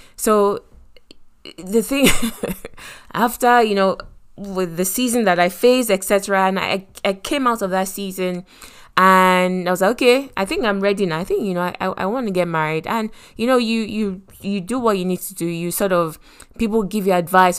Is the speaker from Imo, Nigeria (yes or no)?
no; Lagos, Nigeria; I grew up in Lagos